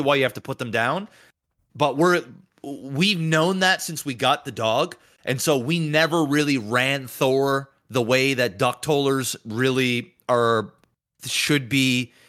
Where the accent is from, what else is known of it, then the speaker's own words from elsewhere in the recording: Canada; it's the part of being Canadian I do not like